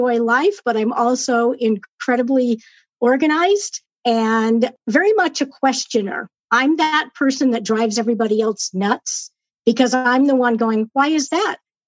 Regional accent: Southern California, United States; moved away as an adult; I was born and raised in Southern California. And moved up here 6 years ago

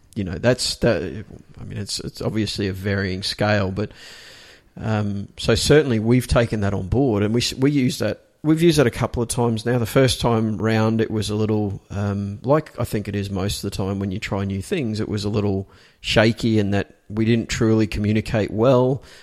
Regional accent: Australia; accent: Australian; I'm an Australian. It, this is my fucking Australian accent

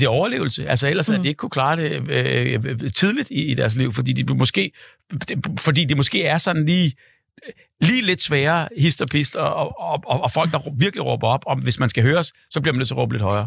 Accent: Hellerup, Capital Region of Denmark, Denmark; Jeg er fra Hellerup

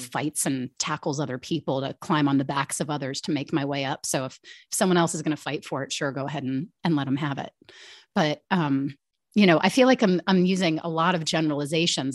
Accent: United States; born and raised outside Washington, D C, and that's where I've lived most of my life.

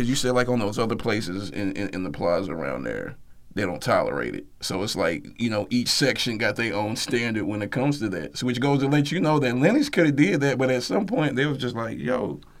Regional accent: Columbus, United States; my hometown in Columbus.

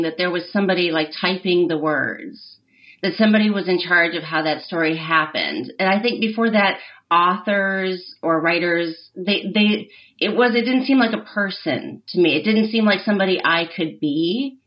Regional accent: Michigan, United States; I grew up in Michigan

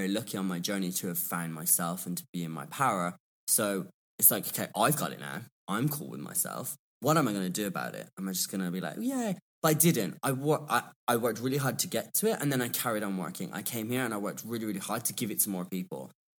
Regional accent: England, United Kingdom; but I'm English. I can make words up.

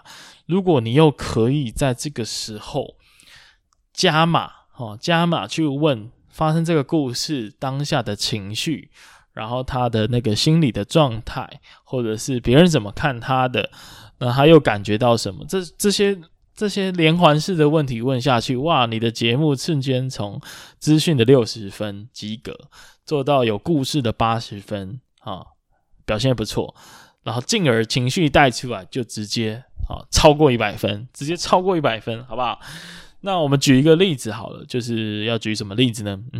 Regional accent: Kaohsiung, Taiwan; 像身为高雄人的我啊，以前就非常喜欢那一个区域。

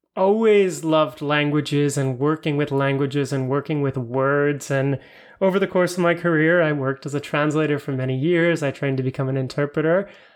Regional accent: Florida, United States; now in Europe

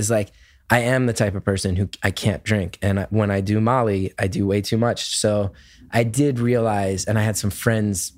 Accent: West Orange, New Jersey, United States; who grew up in North Jersey

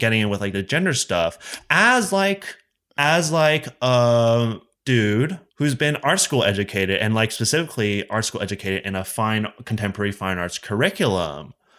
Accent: Allentown, Pennsylvania, United States; now in Pittsburgh, United States; I grew up in Allentown, Pennsylvania, and then I moved to Pittsburgh for college, and I'm sticking around.

